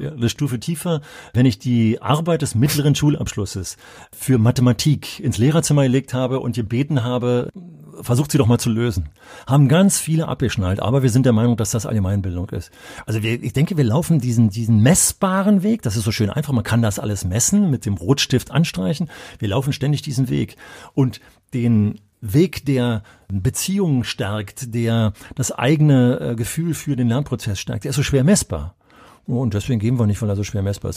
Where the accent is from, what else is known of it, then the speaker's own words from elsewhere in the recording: Berlin, Germany; ich hätte mich als Berliner nie getraut